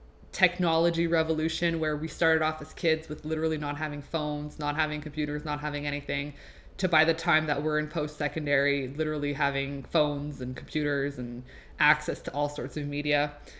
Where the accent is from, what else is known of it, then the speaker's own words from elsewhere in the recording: Laval, Quebec, Canada; first language French; English is a second language; now in Montreal, Canada; I was born and raised in Laval. But I do live in Montreal now. And yeah, I am half French Canadian, one quarter Swiss, and one quarter Romanian. Most people will not believe this, but French is my first languag